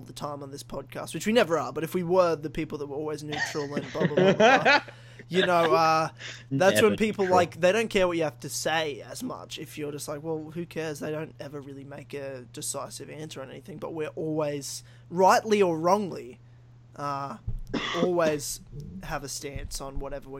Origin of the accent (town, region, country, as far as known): Australia